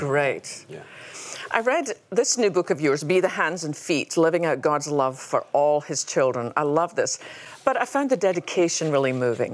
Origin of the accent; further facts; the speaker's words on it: Scotland, United Kingdom; now in United States; I come from Scotland